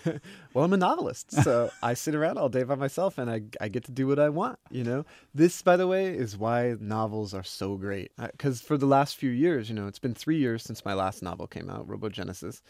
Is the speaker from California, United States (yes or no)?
no; Oklahoma, United States; I'm from Oklahoma, used to be Indian territory